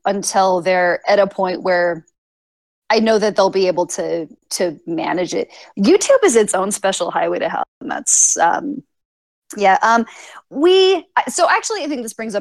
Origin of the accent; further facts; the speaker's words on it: Phoenix, Arizona, United States; I'm from Phoenix